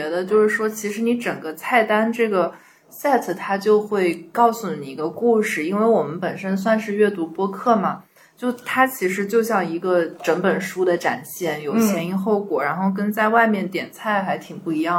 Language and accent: Chinese; Jiangxi, China; 对，这跟我一个作为一个江西人不怎么能吃辣也是差差不多的丢人。